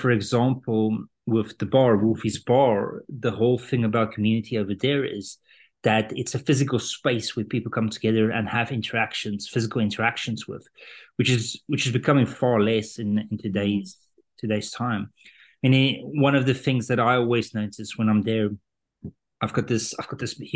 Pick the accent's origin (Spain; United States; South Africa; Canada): South Africa; moved away as an adult; also born or lived in London; I was born in South Africa and grew up there, had a German dad, Dutch mom